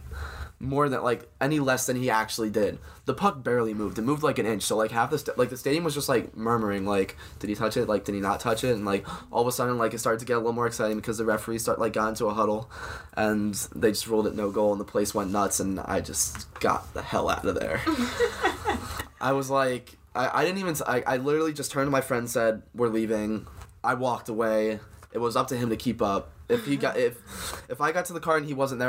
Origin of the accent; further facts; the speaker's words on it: Philadelphia, Pennsylvania, United States; I'm from Philly